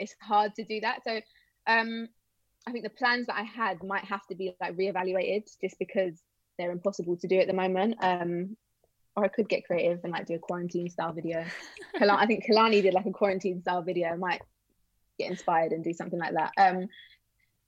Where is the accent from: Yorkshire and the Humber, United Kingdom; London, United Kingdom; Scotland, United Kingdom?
London, United Kingdom; also born or lived in Bournemouth; the first like couple of years of my life, I grew up in Bournemouth, which is again, really random. And then when I was little, I moved to London